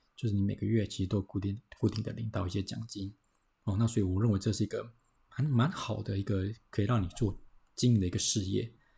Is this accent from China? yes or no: no; Taiwan; 我们台湾人，哦，我们要存钱啊